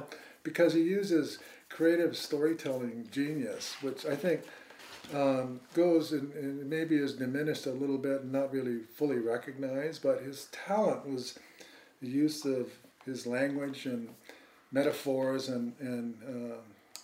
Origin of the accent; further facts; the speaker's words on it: Hawaii, United States; growing up in Hawaii